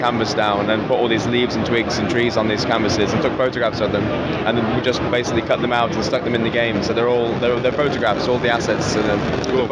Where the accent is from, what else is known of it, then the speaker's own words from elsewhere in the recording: England, United Kingdom; I'm English